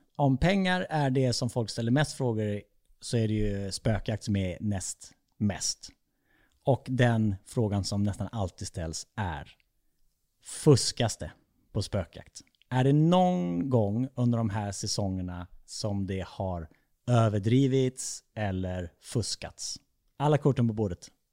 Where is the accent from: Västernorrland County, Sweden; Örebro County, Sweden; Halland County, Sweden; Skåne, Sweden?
Halland County, Sweden; Falkenberg; jag är uppväxt i Falkenberg